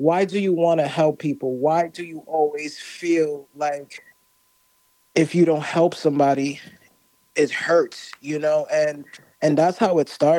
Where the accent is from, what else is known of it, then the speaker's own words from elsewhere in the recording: New York City, New York, United States; I'm Caribbean, so my background is Haitian. Grew up in New York